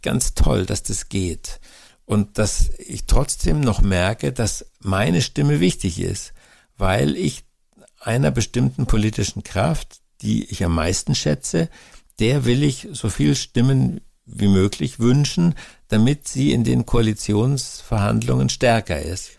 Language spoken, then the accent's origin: German; Germany; bei uns in Deutschland